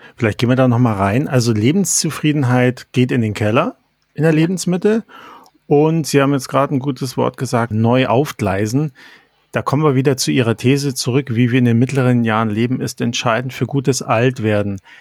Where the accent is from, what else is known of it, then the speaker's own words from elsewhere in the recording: Germany; Mann, geboren 1970 in Deutschland